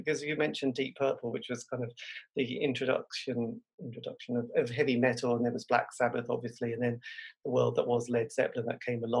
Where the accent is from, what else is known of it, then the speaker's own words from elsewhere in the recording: Norwich, East of England, United Kingdom; I come from Norwich in the East Anglian region, which wasn't, let's face it, an amazing music city.